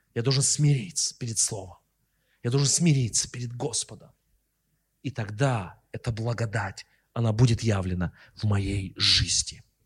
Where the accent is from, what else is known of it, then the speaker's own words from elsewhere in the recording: Russia; мы из России